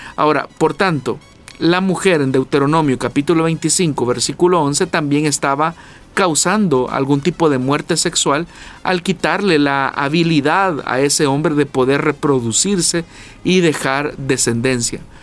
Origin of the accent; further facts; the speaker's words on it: El Salvador; nosotros como salvadoreños